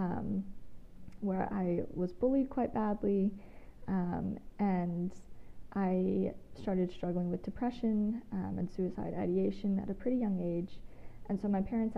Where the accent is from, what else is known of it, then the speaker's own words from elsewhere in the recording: Georgia, United States; moved away as an adult; also born or lived in Australia; now in Huntsville, United States; I live in Huntsville, Alabama. I'm originally from Georgia, spent some time living abroad in Australia